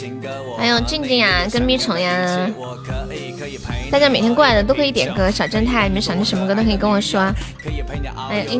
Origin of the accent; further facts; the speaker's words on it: Tianjin, China; 天津的呀，我天津，你哪儿的？